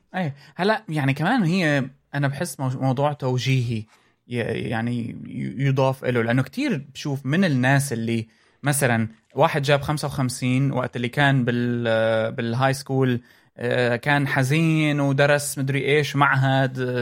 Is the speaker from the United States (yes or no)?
no; Syria; moved away; لما كنت انا ب عندنا بسوريا